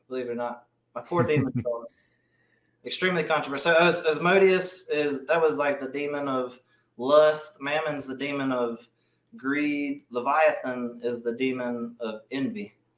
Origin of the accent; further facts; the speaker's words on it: Mobile, Alabama, United States; I'm from Mobile, Alabama